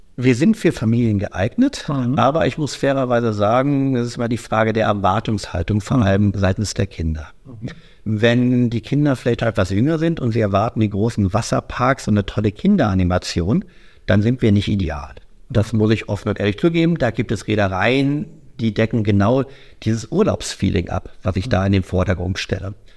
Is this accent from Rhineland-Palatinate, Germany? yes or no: no; Düsseldorf, North Rhine-Westphalia, Germany; Ich komme aus Düsseldorf.